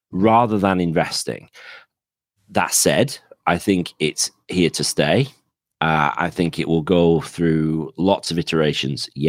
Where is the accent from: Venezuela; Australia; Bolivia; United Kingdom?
United Kingdom; Yorkshire and the Humber; now in Penzance, United Kingdom; my accent is from somewhere north of that. So I'm a Yorkshireman originally, but married a Cornish girl, so that's why I ended up down in Penzance.